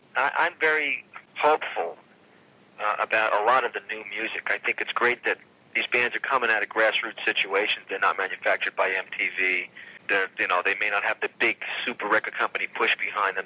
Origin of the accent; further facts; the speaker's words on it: New York, United States; we're from New York